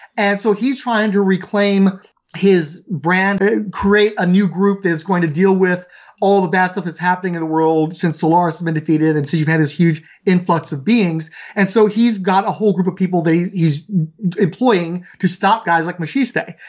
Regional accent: Houston, Texas, United States; I grew up in Southeast Houston.

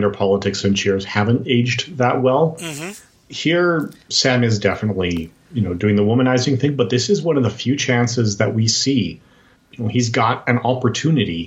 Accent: Edmonton, Alberta, Canada; I have been born and raised in Canada. I'm still in my hometown of Edmonton, Alberta.

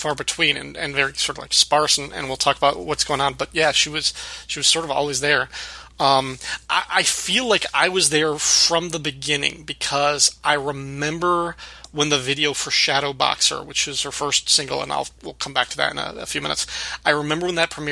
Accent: DeKalb, Illinois, United States; Northern Illinois University in DeKalb, Illinois, my hometown.

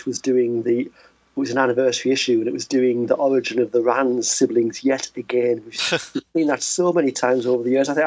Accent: United Kingdom; being a British kid

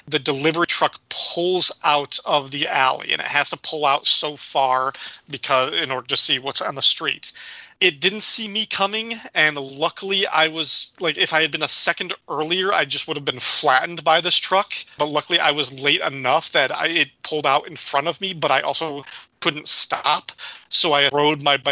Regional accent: DeKalb, Illinois, United States; my hometown of DeKalb, Illinois, where I grew up

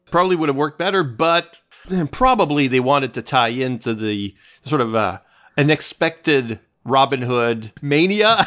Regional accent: Canada; I'm Canadian too

